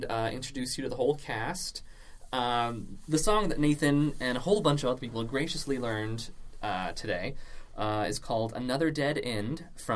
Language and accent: English; Nebraska, United States; my home state of Nebraska